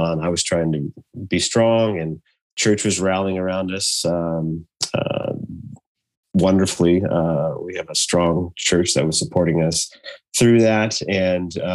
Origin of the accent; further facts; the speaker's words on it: Idaho, United States; now in Portland, United States; I grew up in Idaho